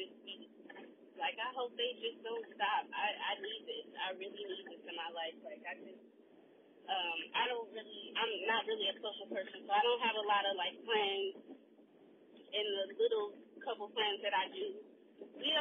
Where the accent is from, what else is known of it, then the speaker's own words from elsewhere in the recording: Milwaukee, Wisconsin, United States; I am from Milwaukee